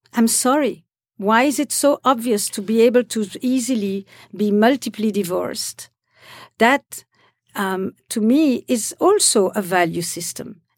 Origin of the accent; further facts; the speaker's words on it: Belgium; moved away; also born or lived in Israel; I come from Belgium